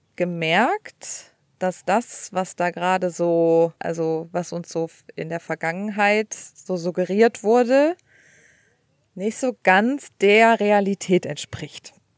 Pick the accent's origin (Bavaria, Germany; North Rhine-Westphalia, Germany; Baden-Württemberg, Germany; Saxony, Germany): North Rhine-Westphalia, Germany; Cologne; moved away as an adult; now in United States; ich komme aus Köln